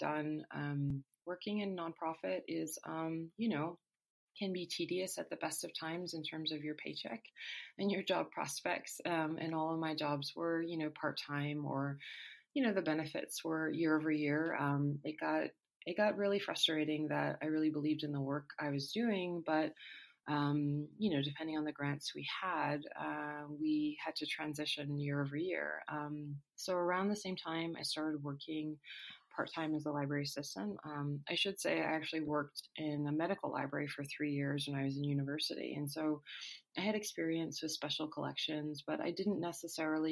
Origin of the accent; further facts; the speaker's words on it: Connecticut, United States; moved away as an adult; also born or lived in Calgary, Canada; I'm born and raised in the US, but I actually moved to Canada when I was 18. And I grew up in Connecticut